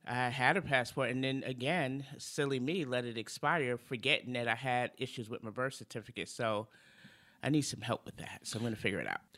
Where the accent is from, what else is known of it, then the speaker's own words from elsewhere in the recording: New York City, New York, United States; moved away; come from Brooklyn, from two of the toughest neighborhoods in Brooklyn, Brownsville and Bedford Stuyvesant